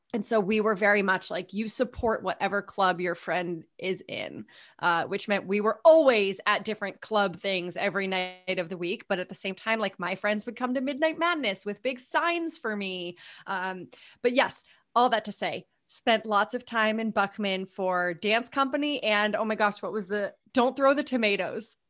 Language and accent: English; Hopkinton, New Hampshire, United States; moved away as an adult; also born or lived in Pennsylvania / Connecticut / New York City; I was born in Pennsylvania, but we moved to New Hampshire when I was nine months old. So I can't say born and raised, but raised in New Hampshire